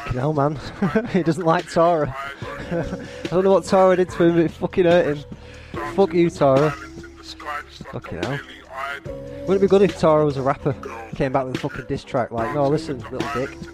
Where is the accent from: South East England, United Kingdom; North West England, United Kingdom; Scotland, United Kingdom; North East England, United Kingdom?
North West England, United Kingdom; Blackburn; accent: Blackburn; My Blackburn accent